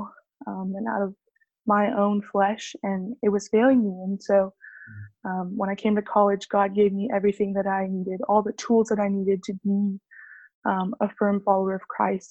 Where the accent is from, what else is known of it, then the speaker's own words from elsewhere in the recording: Sugar Land, Texas, United States; also born or lived in France; I was born and raised in Sugar Land, Texas, which is just 15 minutes south of Houston